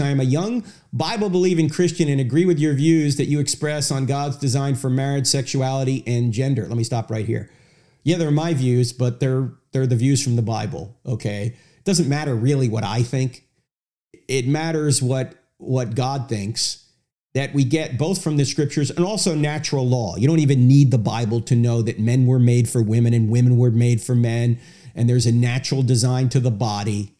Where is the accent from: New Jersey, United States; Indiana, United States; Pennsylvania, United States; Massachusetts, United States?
New Jersey, United States; I'm from New Jersey.